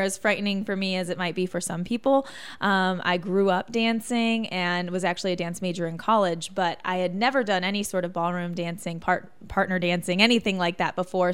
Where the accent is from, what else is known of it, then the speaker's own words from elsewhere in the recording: Michigan, United States; moved away as an adult; also born or lived in Chicago / Joplin, Missouri / Louisiana / Arkansas; now in Indiana, United States; I grew up in Michigan, went to school in Chicago